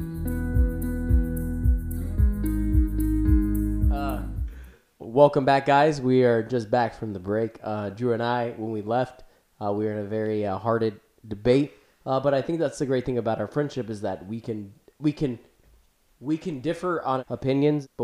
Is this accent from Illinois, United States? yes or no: yes; Chicago, Illinois, United States; I grew up in Chicago, and not too far away from where I grew up, there was a city called Bolingbrook